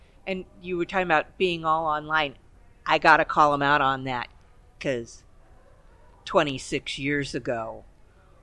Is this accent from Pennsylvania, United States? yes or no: no; Los Angeles, California, United States; I grew up in the East Los Angeles computer lab